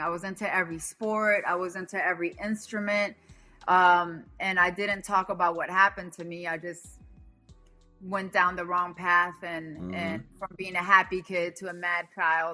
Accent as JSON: {"language": "English", "country": "Bolivia", "tie": "born or raised there", "also_born_or_lived": "Virginia, United States", "moved": "yes", "said": "My parents moved to Bolivia when I was about 5 years old. So I was raised in Bolivia"}